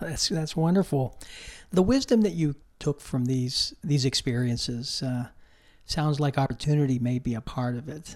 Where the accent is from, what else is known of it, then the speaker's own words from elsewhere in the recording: Pittsburgh, Pennsylvania, United States; moved away; I grew up in Pittsburgh